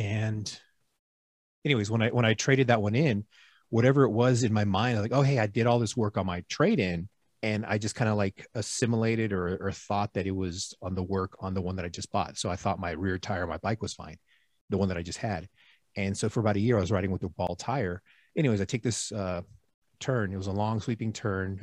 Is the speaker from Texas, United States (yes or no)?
yes; Houston, Texas, United States; moved away as an adult; also born or lived in East Coast / Gulf Coast; now in Reno, United States; I'm in Reno right now. I'm from Houston